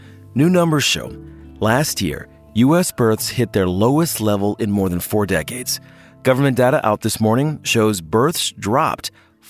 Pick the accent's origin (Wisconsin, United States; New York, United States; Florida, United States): New York, United States; accent: New York; I can let my New York accent slip.